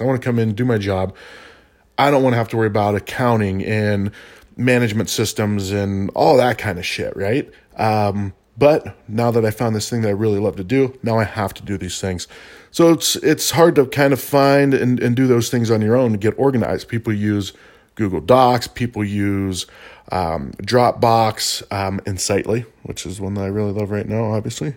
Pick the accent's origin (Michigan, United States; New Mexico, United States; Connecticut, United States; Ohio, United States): New Mexico, United States; Albuquerque; I am from Albuquerque